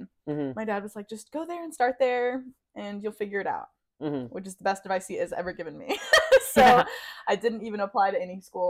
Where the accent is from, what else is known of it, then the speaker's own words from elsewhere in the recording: Asheville, North Carolina, United States; moved away as an adult; also born or lived in Denmark; And I grew up in Asheville. You know, there's not many of us left from here, but here we are.